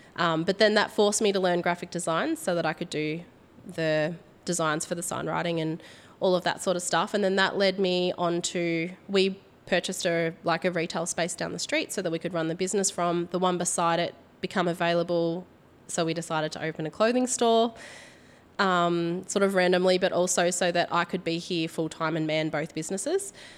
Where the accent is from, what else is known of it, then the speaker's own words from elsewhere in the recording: Port Fairy, Victoria, Australia; also born or lived in Warracknabeal; I grew up in Port Fairy, which is a small country town